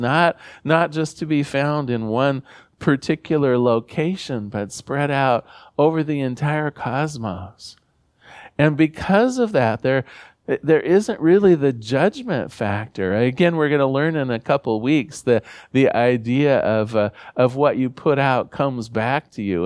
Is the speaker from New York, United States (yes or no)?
no; Newport, Oregon, United States; I come from Newport, Oregon, a small fishing village on the Central Coast.